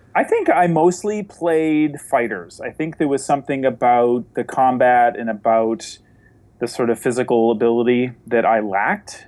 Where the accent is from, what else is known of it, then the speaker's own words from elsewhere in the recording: New Hampshire, United States; the town I grew up in in New Hampshire